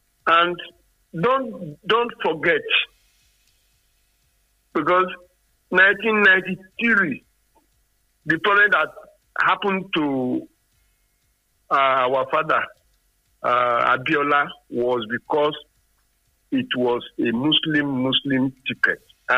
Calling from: Nigeria; Engineer …, I'm calling from Songo.

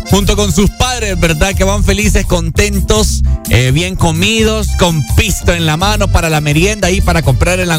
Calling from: San Pedro Sula, Cortés, Honduras; De San Pedro.

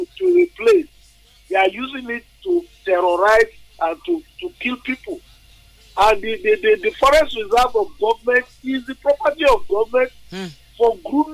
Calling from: Abeokuta, Ogun State, Nigeria; I'm calling from Abeokuta

